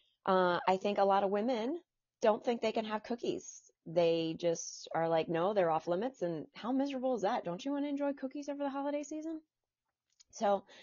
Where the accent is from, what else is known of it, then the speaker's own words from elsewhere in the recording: New Jersey, United States; I'm from New Jersey. I'm from a small town in New Jersey with one traffic light